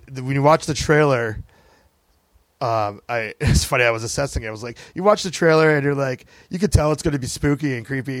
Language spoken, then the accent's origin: English; United States; people of color growing up in the United States of America